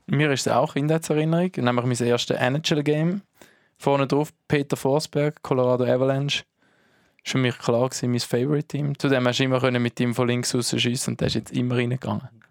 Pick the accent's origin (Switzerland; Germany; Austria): Switzerland; Herisau, Appenzell Ausserrhoden; auch mein Geburtsort